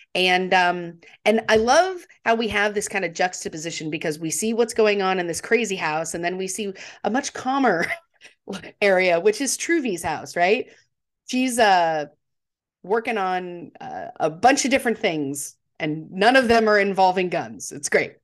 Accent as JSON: {"language": "English", "region": "Texas", "country": "United States", "tie": "born or raised there", "said": "I grew up in Texas, which is not technically the South, but it's close enough to Louisiana"}